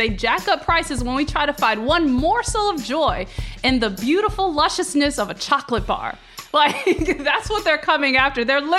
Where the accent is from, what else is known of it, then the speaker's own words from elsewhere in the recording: the South, United States; I'm from the South.